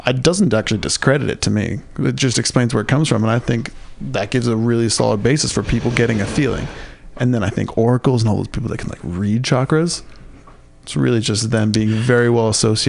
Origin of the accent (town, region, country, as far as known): San Diego, California, United States; born or raised there